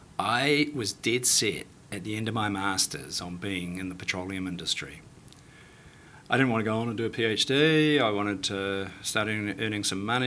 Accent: New Plymouth, Taranaki, New Zealand; Oh, for sure, because I went to school, I went to school in the 70s and the 80s, and it was boom time. It was Maui platform being built, it was Kapuni.

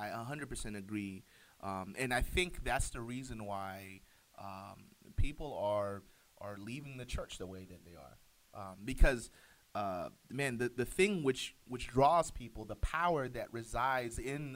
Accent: the South, United States; moved away; I'm still a Southerner at heart.

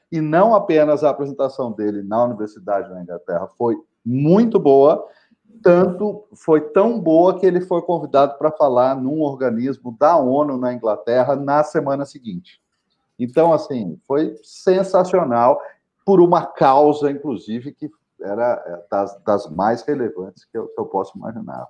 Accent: São José dos Campos, São Paulo, Brazil; a praça central da minha cidade natal, que é São José dos Campos

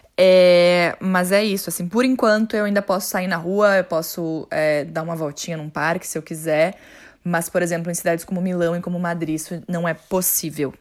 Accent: Porto Alegre, Rio Grande do Sul, Brazil; moved away as an adult; now in Bochum, Germany; eu sou de Porto Alegre e moro aqui em Bochum, na Alemanha, há seis anos já

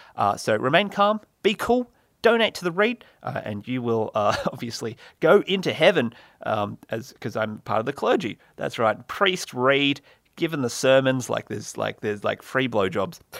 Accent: Australia; I'm from Australia

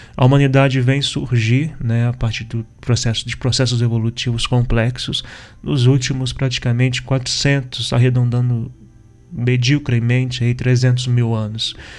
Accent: interior of Minas Gerais, Brazil; eu particularmente sou do interior de Minas

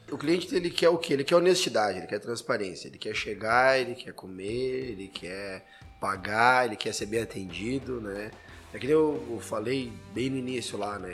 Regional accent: Santa Maria, Rio Grande do Sul, Brazil; now in Caxias do Sul, Brazil; eu sou de Santa Maria, para quem não sabe, eu moro aqui já há 20 anos. Então, já sou mais caxiense do que santa mariense

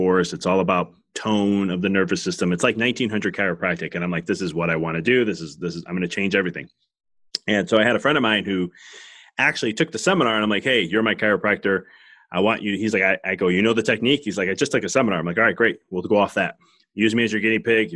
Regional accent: Chicago, Illinois, United States; being fellow Chicagoan

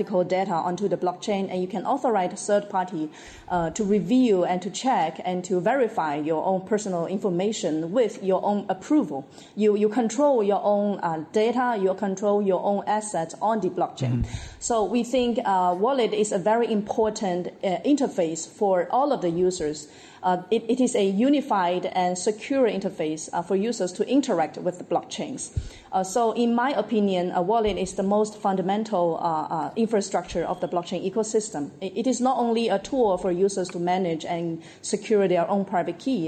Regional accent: Guangdong, China; English is a second language; I was born and raised in Guangdong, China

